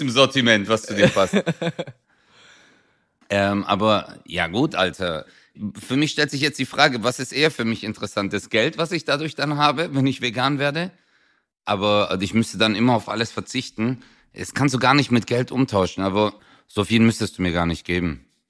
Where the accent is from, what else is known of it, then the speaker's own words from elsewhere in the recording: Swabia, Baden-Württemberg, Germany; ich bin Schwabe